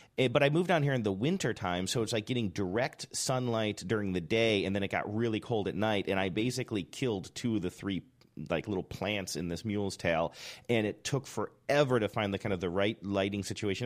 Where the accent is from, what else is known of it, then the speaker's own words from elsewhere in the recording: Ohio, United States; also born or lived in New Hampshire / Seattle; now in California, United States; Growing up in Ohio